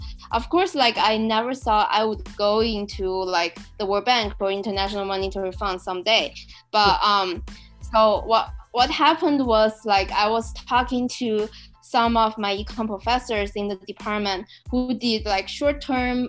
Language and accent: English; China; moved away; also born or lived in Berkeley, United States; I'm originally from China